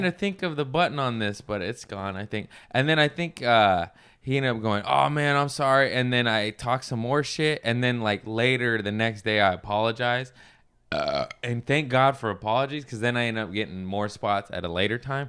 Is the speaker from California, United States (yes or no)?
yes; Torrance, California, United States; I grew up in Torrance, West Torrance